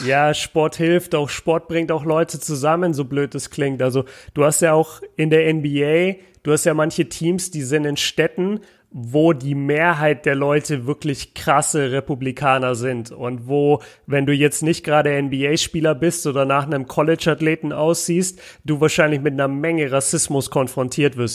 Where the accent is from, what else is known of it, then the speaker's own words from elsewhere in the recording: Germany; als Deutscher